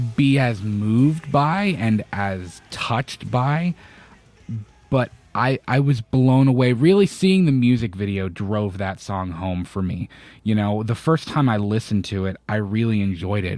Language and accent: English; Florida, United States; I'm from Florida